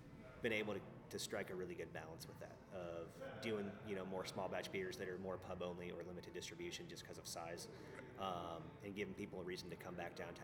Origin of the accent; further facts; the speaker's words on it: Northwest Arkansas, United States; I was from Northwest Arkansas